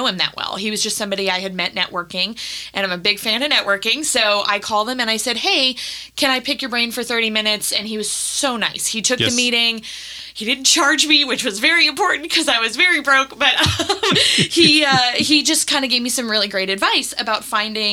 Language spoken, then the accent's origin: English; Nashville, Tennessee, United States; also born or lived in Toledo, Ohio / Cleveland, Ohio; I was born in Toledo. We lived in Cleveland until I was 10, and then we moved down to Nashville